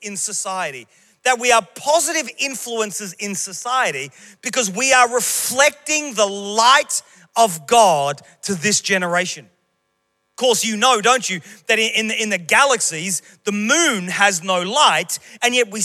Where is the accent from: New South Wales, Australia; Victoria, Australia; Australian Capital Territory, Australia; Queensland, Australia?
Queensland, Australia; moved away as an adult; Queensland, my home state